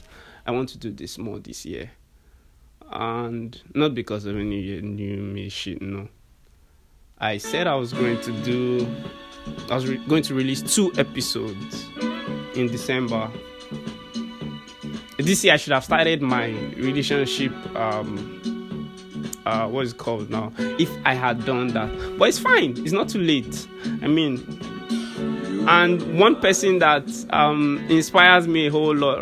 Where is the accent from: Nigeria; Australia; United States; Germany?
Nigeria